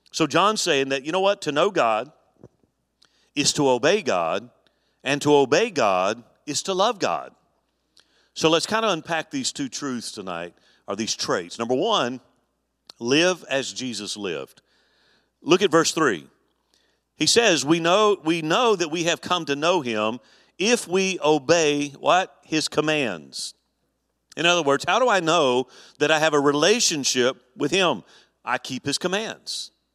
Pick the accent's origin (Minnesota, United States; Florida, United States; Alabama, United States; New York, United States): Alabama, United States; moved away; when I grew up in Alabama, our church was really heavily involved in camp